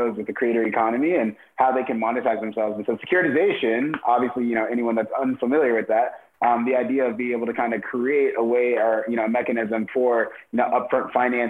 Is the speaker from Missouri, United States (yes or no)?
yes; St. Louis, Missouri, United States; I'm from St. Louis.